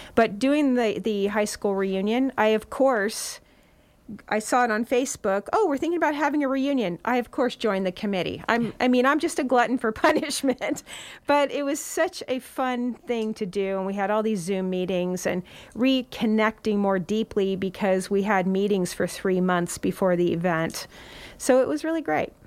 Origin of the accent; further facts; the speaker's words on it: Santa Cruz County, California, United States; now in Nevada County, United States; I was born in Santa Cruz County, and my parents were avid about community service and four H